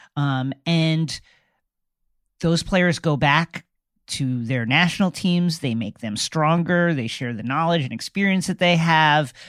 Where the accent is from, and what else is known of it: United States